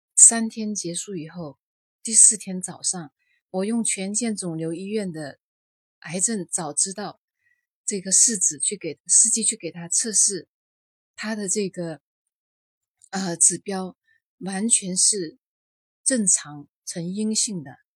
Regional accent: Liuzhou, Guangxi, China; 我是来自广西柳州的

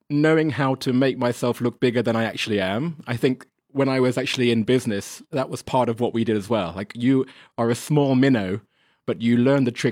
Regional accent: England, United Kingdom; I'm English. We're not really polite. We just use it as a weapon.

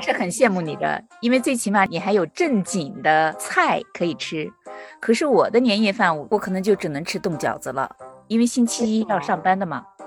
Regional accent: Northwest China, China; moved away as an adult; now in United States; 是西北那边

